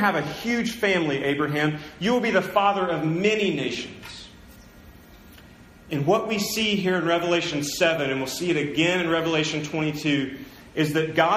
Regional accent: United States; now in Tulsa, United States; I was born in America. I grew up in a Christian home

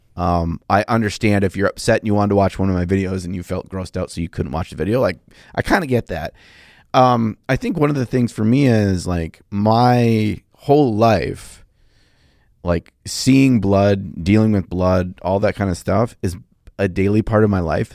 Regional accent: United States; I'm from America

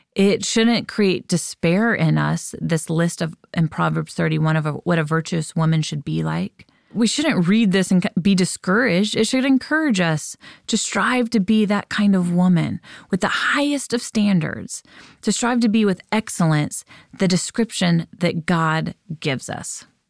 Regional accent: United States; we, as American parents, as American women

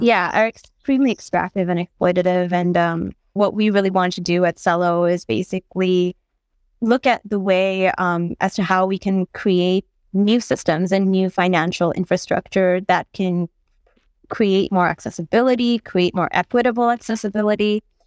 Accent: Bangladesh; I'm from Bangladesh

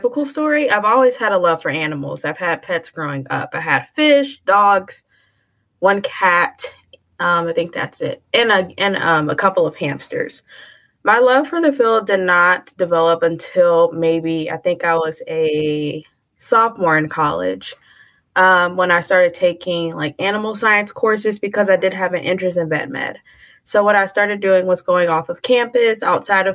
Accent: Houston, Texas, United States; moved away as an adult; also born or lived in New Orleans, Louisiana / Indiana; I was born in New Orleans, Louisiana, but I grew up in Houston, Texas.

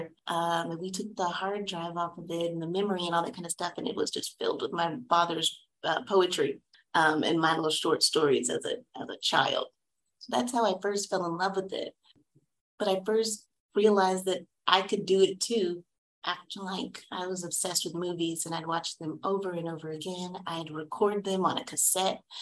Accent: Fort Worth, Texas, United States; I am from Fort Worth, Texas. And I like to say that because I'm a little Southern girl

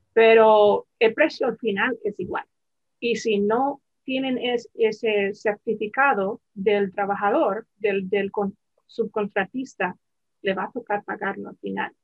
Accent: the mountains of Virginia, United States; yo crecí en las montañas de Virginia

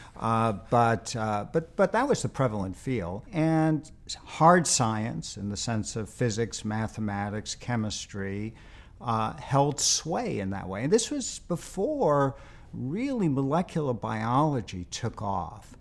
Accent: New York City, New York, United States; moved away; I, I grew up in New York, as you may know, and, uh, lived in Queens

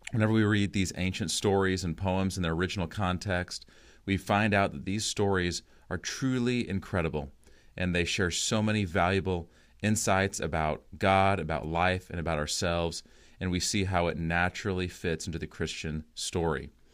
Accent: United States; as an American

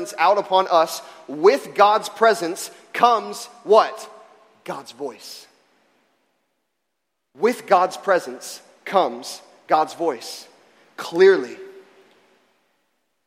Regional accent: Florida, United States; moved away; I grew up in Florida

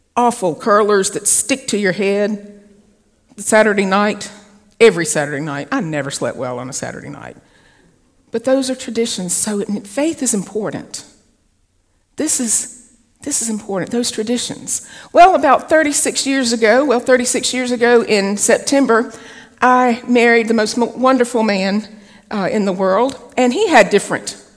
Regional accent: the South, United States; I'm a Southerner

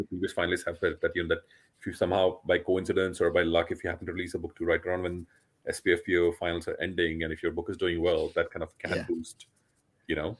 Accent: India; I come from India

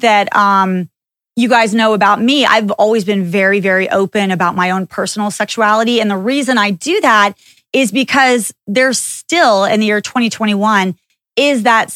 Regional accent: Texas, United States; I grew up in Texas

